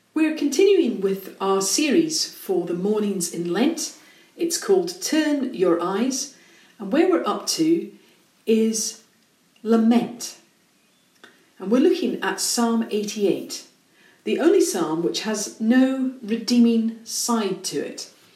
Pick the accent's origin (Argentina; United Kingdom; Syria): United Kingdom; Scotland; accent: Scottish; I'm Scottish, sorry. So I've got Scottish pronunciations